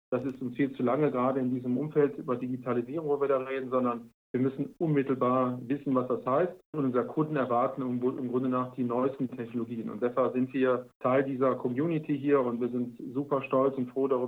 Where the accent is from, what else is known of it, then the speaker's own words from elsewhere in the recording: Aachen, North Rhine-Westphalia, Germany; also born or lived in Frankfurt / Ulm; jetzt bin ich ja ähm, sag ich mal, Kind der Stadt. Also ich komme so aus